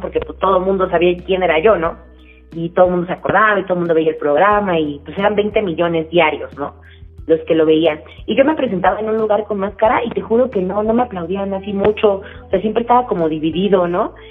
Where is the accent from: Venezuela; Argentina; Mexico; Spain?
Mexico; nosotros mismos como mexicanos